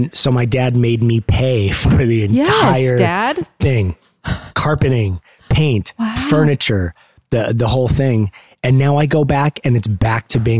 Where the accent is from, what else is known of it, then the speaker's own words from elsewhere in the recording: Los Angeles, California, United States; also born or lived in Van Nuys, California; the same house that I grew up in Valley Village.